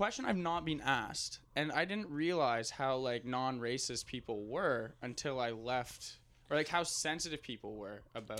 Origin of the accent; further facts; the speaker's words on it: Middleton, Nova Scotia, Canada; Nova Scotia. Yeah, from Nova Scotia.